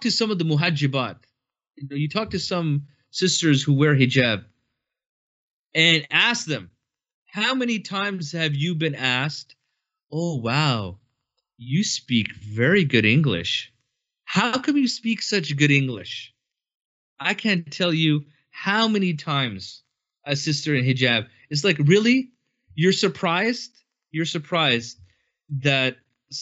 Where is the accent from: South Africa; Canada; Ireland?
Canada; I have been born and raised in Canada.